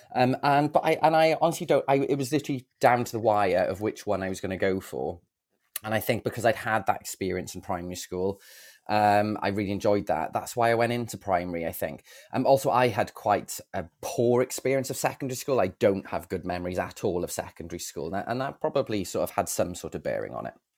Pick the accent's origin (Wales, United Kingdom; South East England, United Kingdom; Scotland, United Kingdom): Wales, United Kingdom; Bridgend; now in Cardiff, United Kingdom; I've lived in Cardiff most of my life, uh, to be honest. My, I'm originally from Bridgend